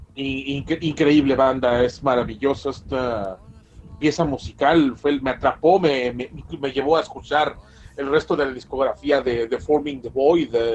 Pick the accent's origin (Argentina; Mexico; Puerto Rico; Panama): Mexico